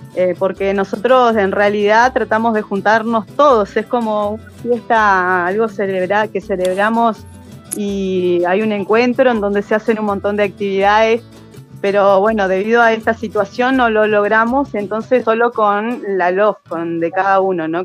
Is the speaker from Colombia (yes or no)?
no; General Roca, Río Negro, Argentina; soy acá de Fishkum Menocó, eh, nacida y criada acá